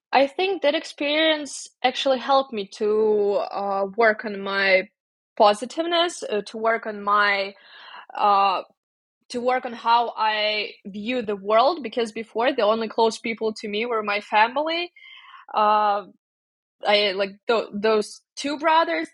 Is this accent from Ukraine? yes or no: yes; Ukraine; moved away as an adult; also born or lived in Kyiv, Ukraine / Indiana, United States; now in Armenia; go back to my family, to my hometown